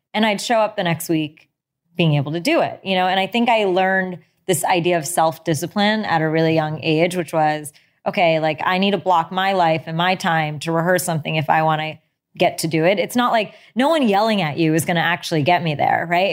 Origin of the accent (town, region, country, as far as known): United States; born or raised there